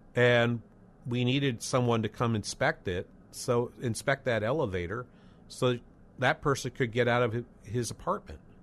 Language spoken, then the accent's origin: English; New England, United States; moved away as an adult; also born or lived in Los Angeles / Boston; now in St. Cloud, United States; I lived, I grew up in New England